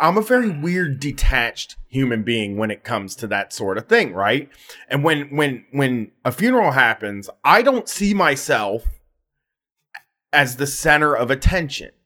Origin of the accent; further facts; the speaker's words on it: Columbus, Ohio, United States; I have a weird home th-, hometown thing where, like, I wanna be big in my hometown